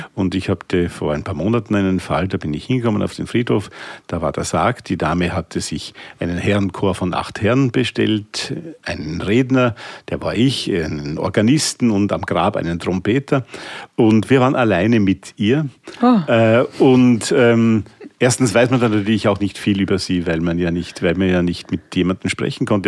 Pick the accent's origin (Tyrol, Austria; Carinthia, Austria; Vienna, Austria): Vienna, Austria; als Wiener